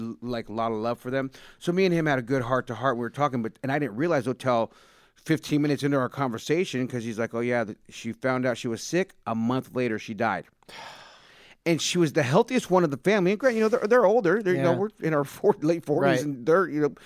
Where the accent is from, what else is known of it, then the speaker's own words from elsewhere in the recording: San Jose, California, United States; I grew up with them in San Jose. We're boys from when we were younger. Went to the same high school